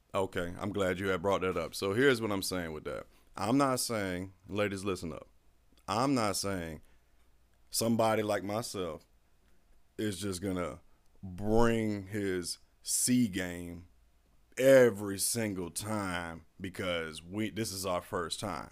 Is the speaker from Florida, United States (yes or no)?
yes; Florida, United States; I'm a Florida boy, too. I was raised in Florida. Wasn't born here. I was raised here.